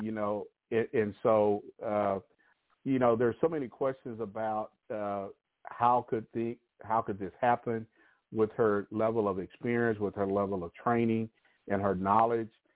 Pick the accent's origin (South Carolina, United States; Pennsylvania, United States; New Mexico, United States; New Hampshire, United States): New Mexico, United States; my home state of New Mexico